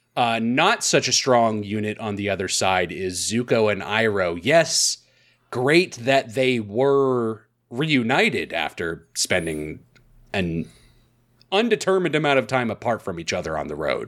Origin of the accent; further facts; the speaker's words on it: United States; as an American